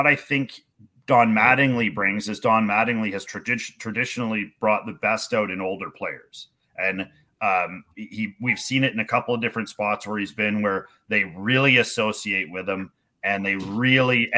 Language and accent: English; Canada; being a Canadian baseball coach